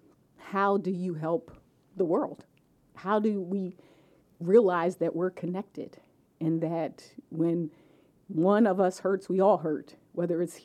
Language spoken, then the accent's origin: English; Delaware, United States; also born or lived in Philadelphia, Pennsylvania; I was born in Philadelphia, but raised here in Delaware.